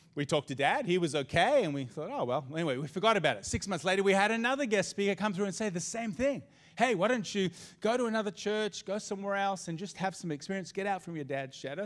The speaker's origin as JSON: {"language": "English", "country": "Australia", "also_born_or_lived": "United States", "said": "I'm Aussie, and this is my home, and this is my country"}